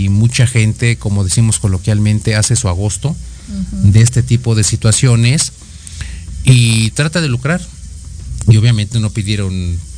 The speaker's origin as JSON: {"language": "Spanish", "country": "Mexico", "said": "somos mexicanos"}